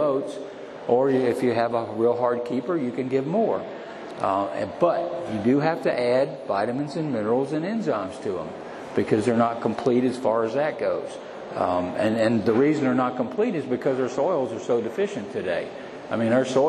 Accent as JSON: {"language": "English", "region": "North Carolina", "country": "United States", "tie": "born or raised there", "said": "I literally had an outhouse growing up in North Carolina"}